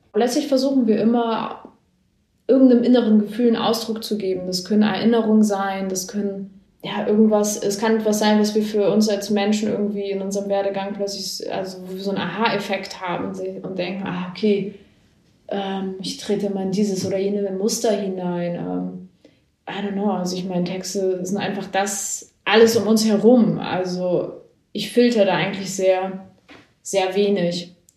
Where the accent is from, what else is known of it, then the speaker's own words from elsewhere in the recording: a village in northern Germany, Germany; now in Berlin, Germany; es gab so eine Brücke bei uns im Dorf, die genau zwischen dem Haus, wo ich groß geworden bin